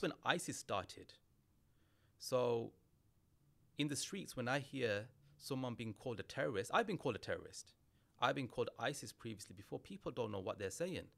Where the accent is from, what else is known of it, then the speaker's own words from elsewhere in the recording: England, United Kingdom; I'm British Bangladeshi